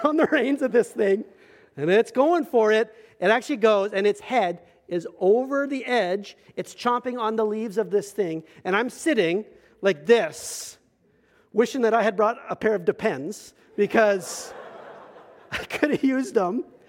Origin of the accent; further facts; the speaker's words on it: Medicine Hat, Alberta, Canada; moved away; I came from Medicine Hat, Alberta.